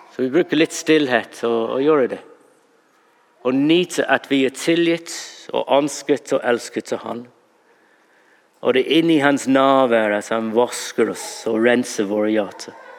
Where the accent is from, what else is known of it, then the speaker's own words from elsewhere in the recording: England, United Kingdom; Norwegian is a second language; now in Norway; Når jeg er engelskmann